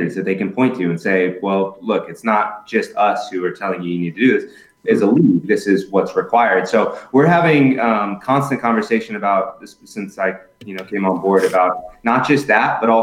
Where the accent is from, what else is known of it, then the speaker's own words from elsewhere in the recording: Southern California, United States; now in Tampa, United States; I'm originally from Southern California